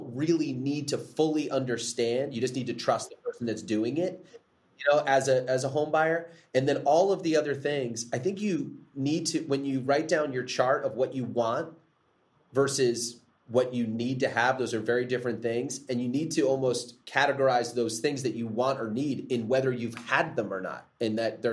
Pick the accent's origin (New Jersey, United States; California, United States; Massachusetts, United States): New Jersey, United States; now in Tennessee, United States; I grew up in New Jersey, the New Jersey, New York area.